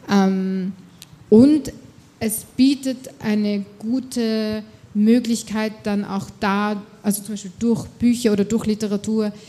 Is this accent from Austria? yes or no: yes; Austria; ich bin Österreicherin, ich äh, zahle brav meine Steuern und leiste alles dazu bei